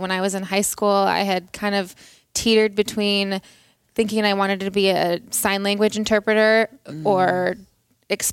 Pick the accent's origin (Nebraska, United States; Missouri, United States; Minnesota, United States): Minnesota, United States; accent: Minnesota; I'm from Minnesota. I grew up in Minnesota